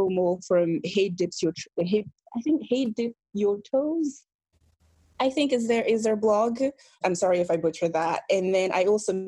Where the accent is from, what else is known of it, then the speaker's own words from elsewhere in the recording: Belgium; also born or lived in Benin; now in United Kingdom; Belgium, where I grew up.